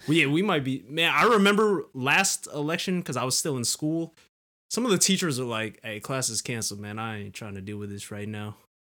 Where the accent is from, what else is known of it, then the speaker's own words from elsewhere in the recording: California, United States; we're from California